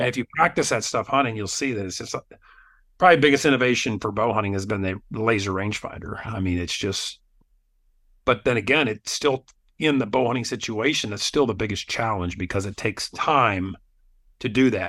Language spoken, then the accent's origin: English; Wyoming, United States; moved away as an adult; also born or lived in Alaska; now in Utah, United States; I grew up in Wyoming